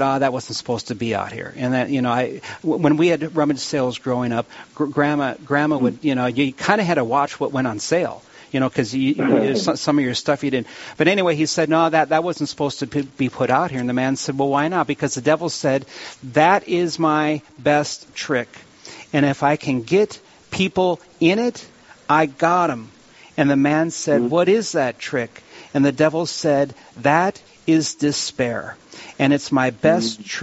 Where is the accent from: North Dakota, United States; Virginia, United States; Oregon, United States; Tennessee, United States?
North Dakota, United States; Williston; I'm from Williston, and I've been paddle fishing since I was 16